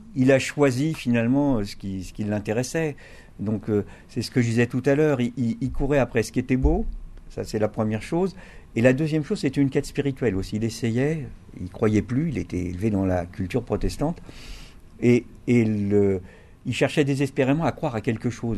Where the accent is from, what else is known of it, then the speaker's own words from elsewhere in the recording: Brittany, France; je suis breton